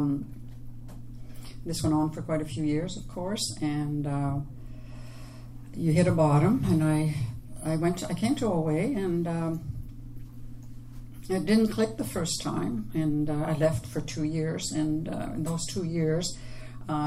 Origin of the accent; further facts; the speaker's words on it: Quebec, Canada; accent: French; I'm from Quebec. I have the French accent.